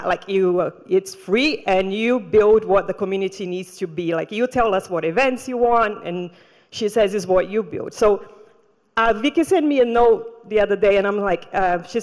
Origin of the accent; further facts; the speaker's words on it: Brazil; moved away; also born or lived in Rio de Janeiro; I grew up in the Amazon jungle